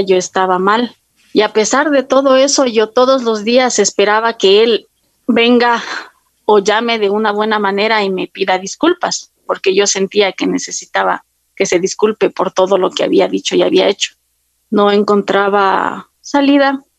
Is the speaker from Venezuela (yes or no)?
no; Quito, Pichincha, Ecuador; yo soy de Quito